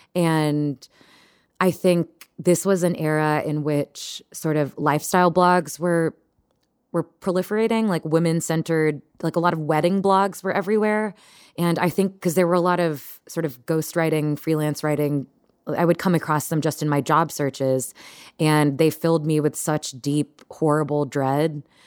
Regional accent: Texas, United States; moved away; I grew up in Texas

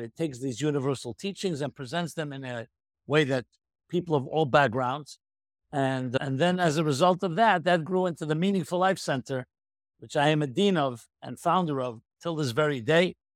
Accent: New York City, New York, United States; I was born in nineteen fifty-six in the Crown Heights, U S A, in Brooklyn, New York

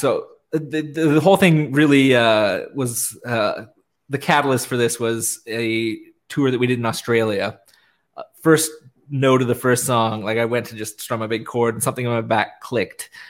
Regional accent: Canada; nice Canadian gentlemen

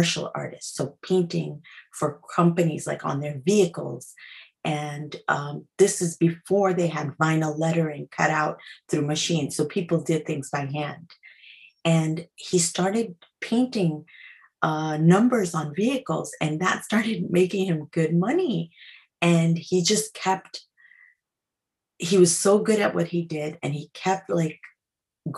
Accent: New York City, New York, United States; I was born in Queens

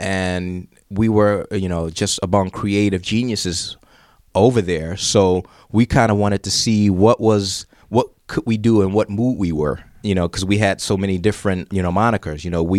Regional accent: Detroit, Michigan, United States; also born or lived in Europe; yeah, I'm from Detroit and my roots are still here. That's my inspiration.

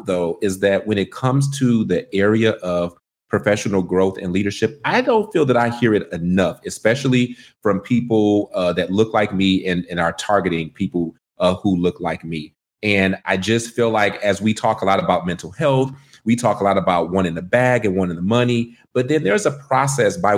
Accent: Detroit, Michigan, United States; accent: country twang; now in Washington, D.C., United States; I'm from Detroit, Michigan

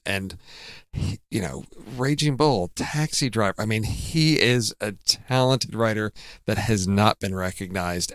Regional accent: Midwest, United States; growing up in the Midwest

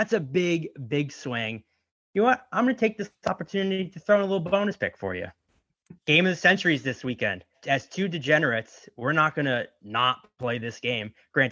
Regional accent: Connecticut, United States; I'm from Connecticut

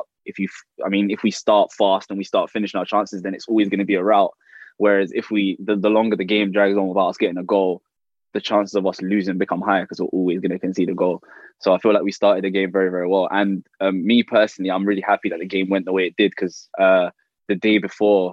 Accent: London, United Kingdom; growing up in London, you have a Premier League team, and that was Chelsea

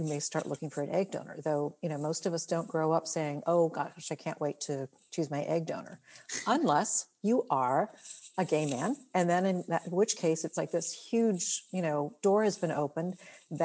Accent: Maryland, United States; moved away as an adult; now in California, United States; I'm originally from Maryland. I grew up back east

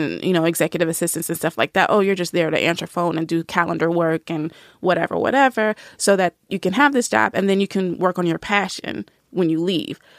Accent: Nashville, Tennessee, United States; I grew up in the South. I'm from Nashville

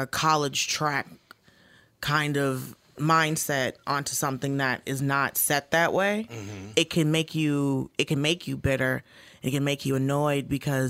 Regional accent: Atlanta, Georgia, United States; moved away; I grew up, for the most part, in Atlanta.

